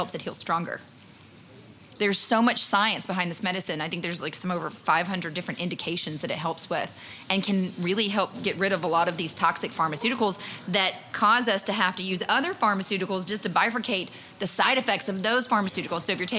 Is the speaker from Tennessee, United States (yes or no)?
yes; Pineview, Tennessee, United States; moved away; my hometown in Pineview, Tennessee, has a couple of stop signs